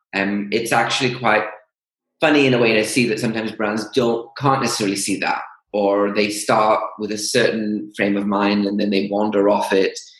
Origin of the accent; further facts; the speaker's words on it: Greece; moved away as an adult; now in United Kingdom; grew up and went to um, high school um, in Greece